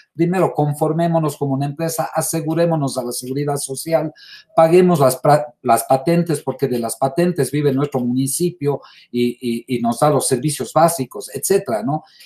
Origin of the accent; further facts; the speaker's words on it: Ecuador; para nosotros hoy, como ecuatorianos